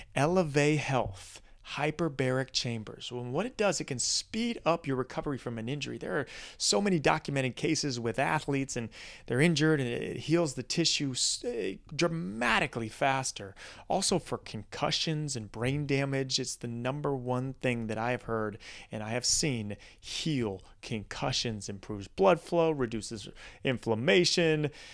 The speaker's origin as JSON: {"language": "English", "region": "Midwest", "country": "United States", "tie": "born or raised there", "said": "growing up in the Midwest"}